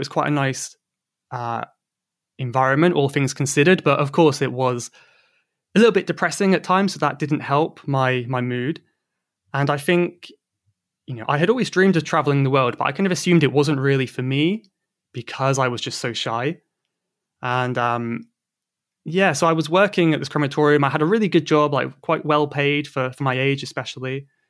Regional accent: South West England, United Kingdom; So I'm from Cornwall. In the southwest of England.

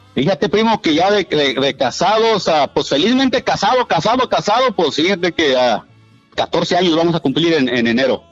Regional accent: Puebla, Mexico; moved away; Yo soy originario de Puebla

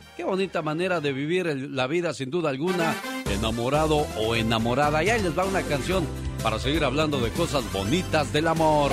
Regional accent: Mexico; Soy orgullosamente mexicano

